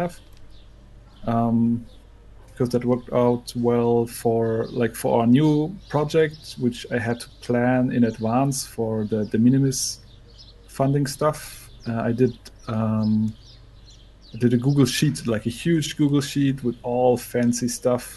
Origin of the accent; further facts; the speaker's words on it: Konstanz, Baden-Württemberg, Germany; also born or lived in Bremen; now in Leipzig, Germany; I went to Konstanz, my hometown